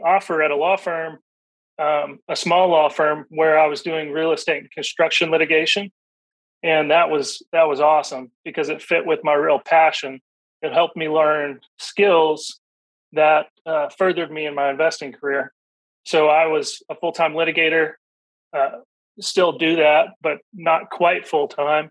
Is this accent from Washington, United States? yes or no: no; Middle Tennessee, United States; I grew up here in Middle Tennessee